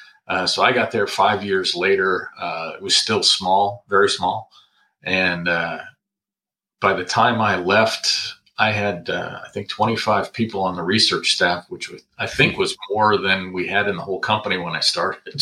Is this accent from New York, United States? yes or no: yes; Corning, New York, United States; moved away as an adult; also born or lived in Westchester County, New York / Hanover, New Hampshire; now in Washington, D.C., United States; I was born in Westchester County, New York, right outside of New York City. Grew up in Corning, New York, which is central in the state of New York, up in the Finger Lakes region